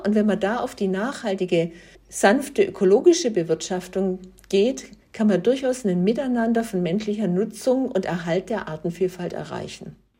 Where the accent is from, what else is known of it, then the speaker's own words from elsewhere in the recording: Germany; bei uns in Deutschland, in Europa